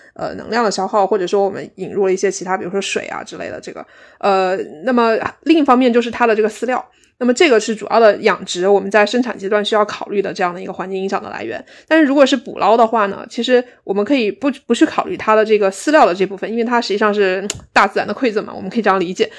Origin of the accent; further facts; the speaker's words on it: Guizhou, China; moved away as an adult; now in Cardiff, United Kingdom; 所以我其实是在贵州长大的